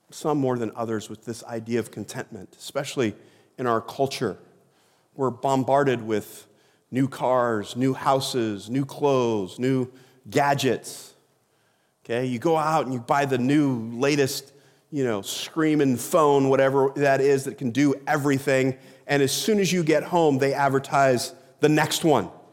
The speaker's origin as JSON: {"language": "English", "country": "United States", "said": "we as Americans"}